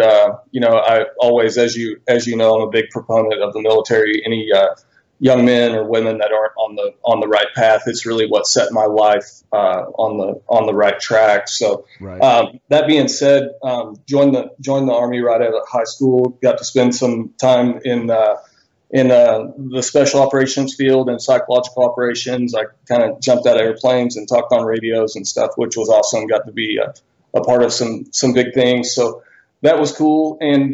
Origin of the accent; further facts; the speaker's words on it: Bentonville, Arkansas, United States; I'm from Bentonville, Arkansas. I was born and raised here originally